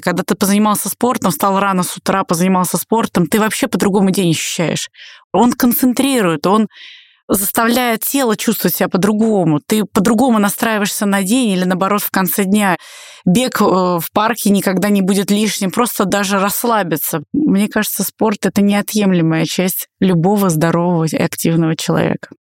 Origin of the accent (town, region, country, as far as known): Russia